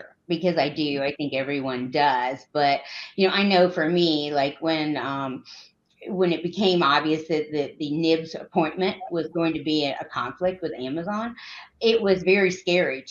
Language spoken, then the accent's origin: English; Georgia, United States; born or raised there